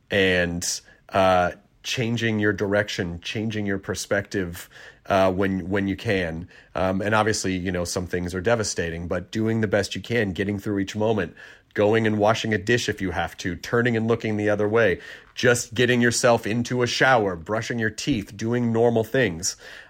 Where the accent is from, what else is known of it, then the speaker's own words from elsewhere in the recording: Tennessee, United States; also born or lived in Kentucky; Tennessee, my actual home state of Tennessee. Well, actually, Kentucky's my home state. Tennessee is where I largely grew up.